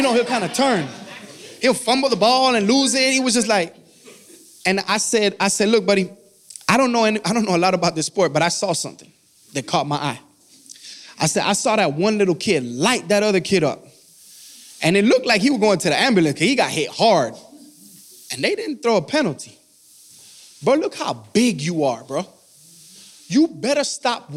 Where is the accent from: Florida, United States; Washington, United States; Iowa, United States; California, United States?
Florida, United States; Miami; I'm from Miami